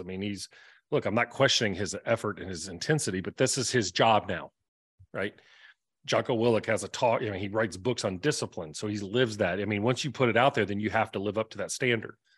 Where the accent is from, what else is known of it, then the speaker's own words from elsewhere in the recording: the South, United States; I'm from the South.